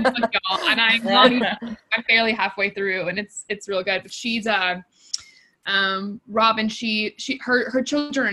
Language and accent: English; Texas, United States; I grew up in Texas